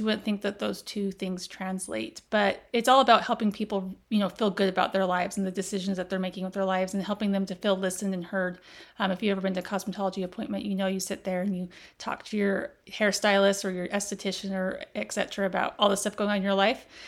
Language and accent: English; Las Vegas, Nevada, United States; I grew up in Las Vegas